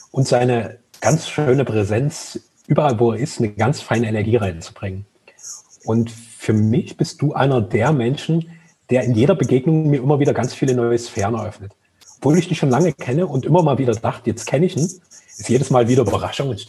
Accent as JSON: {"language": "German", "town": "Dresden", "region": "Saxony", "country": "Germany", "tie": "born or raised there", "said": "meine Lieblingsrestaurants in meiner Heimatstadt Dresden haben eigentlich immer was mit Sven zu tun gehabt."}